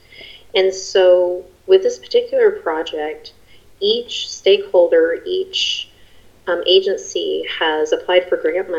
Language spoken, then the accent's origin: English; Colorado Springs, Colorado, United States; I grew up in Colorado Springs, Colorado